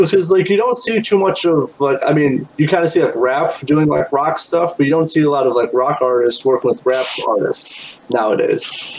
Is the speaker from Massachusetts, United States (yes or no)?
no; South Bend, Indiana, United States; So I'm from South Bend, Indiana.